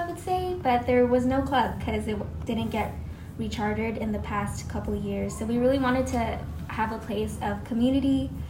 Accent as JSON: {"language": "English", "country": "Philippines", "said": "we're both Filipino."}